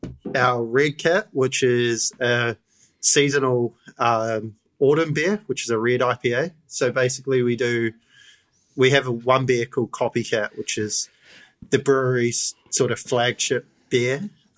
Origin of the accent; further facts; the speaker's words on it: New Zealand; moved away as an adult; now in Australia; I was born in New Zealand. My granddad is from Yorkshire. I've been living in Australia 9 years now, so I do see myself as an Australian now